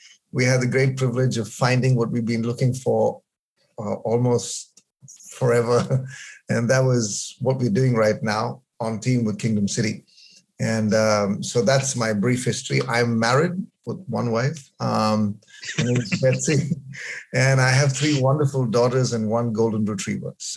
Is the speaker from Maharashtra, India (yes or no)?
no; Bangalore, Karnataka, India; moved away as an adult; also born or lived in Kerala; I was brought up in Bangalore